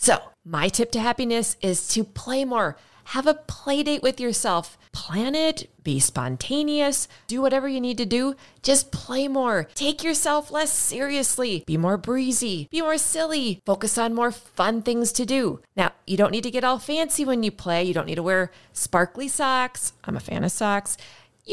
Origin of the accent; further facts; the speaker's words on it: Minnesota, United States; I'm from Minnesota. We have snow.